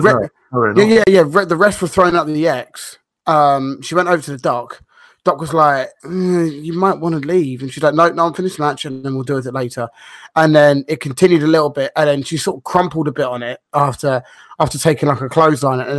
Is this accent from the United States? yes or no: no; London, United Kingdom; I'm actually from London